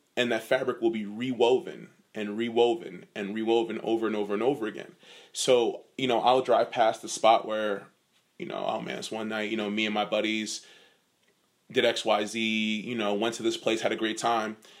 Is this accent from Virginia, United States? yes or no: yes; Virginia Beach, Virginia, United States; I'm from Virginia Beach